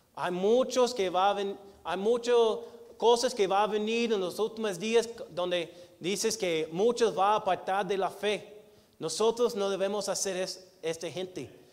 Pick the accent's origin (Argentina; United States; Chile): United States; Spanish is a second language; moved away as an adult; now in Mexico; como gringo